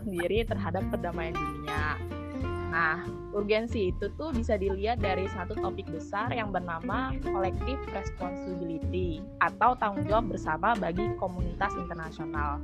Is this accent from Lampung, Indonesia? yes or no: yes; Lampung, Indonesia; now in Jakarta, Indonesia; Aku asalnya dari Lampung, tapi sekarang berdomisili di Jakarta